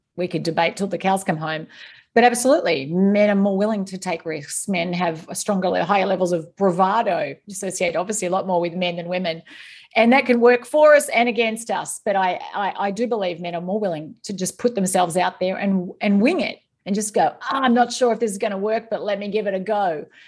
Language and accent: English; East Gippsland, Victoria, Australia; moved away as an adult; also born or lived in Singapore; now in Northern Virginia, United States; I grew up on a small dairy farm in East Gippsland in rural Victoria